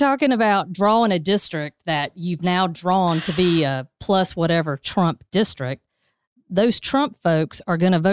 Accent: United States; I'm from Dodge County

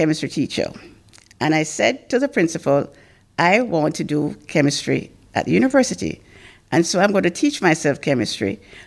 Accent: Kingston, Jamaica; also born or lived in Mandeville, Manchester, Jamaica; At age 2, my parents decided to come to Kingston to live. And I lived on Waltham Park Road

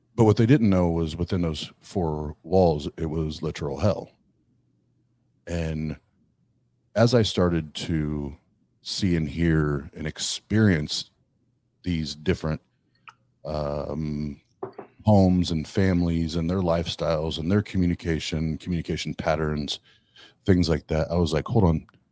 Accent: Kokomo, Indiana, United States; Kokomo, Indiana, my hometown.

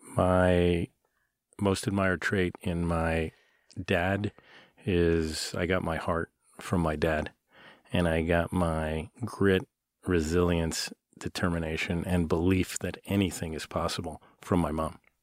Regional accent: New York, United States; moved away as an adult; now in Seattle, United States; when you grow up in new york

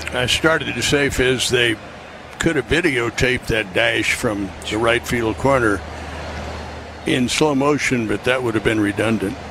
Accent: New York, United States; moved away; I grew up in New York

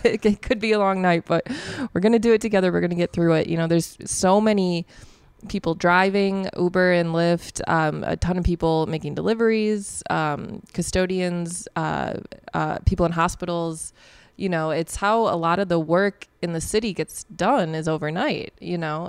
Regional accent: La Grange Park, Illinois, United States; I grew up in LaGrange Park

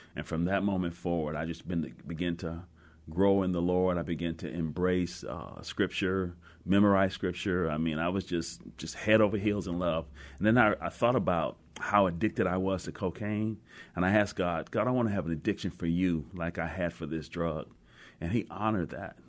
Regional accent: Cleveland, Ohio, United States; now in Seattle, United States; I grew up in Cleveland, Ohio

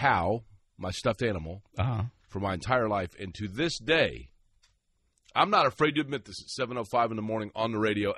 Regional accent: Shelbyville, Indiana, United States; when I was born, my family lived in Shelbyville

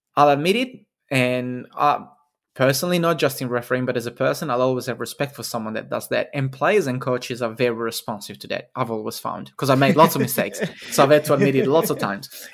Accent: Italy; moved away; in Italy, my home country

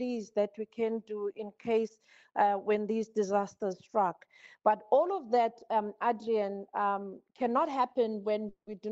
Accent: South Africa; I'm from South Africa, I'm from Africa.

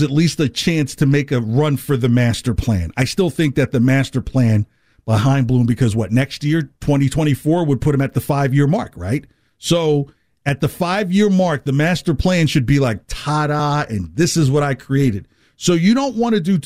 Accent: New Jersey, United States; moved away; growing up in New Jersey

